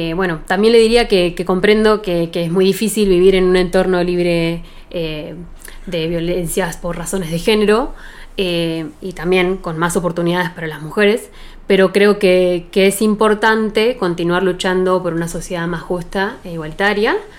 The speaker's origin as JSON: {"language": "Spanish", "town": "Bariloche", "region": "Río Negro", "country": "Argentina", "tie": "born or raised there", "lives_now": "Dina Huapi, Argentina", "said": "nací acá en Bariloche, soy nacida y criada"}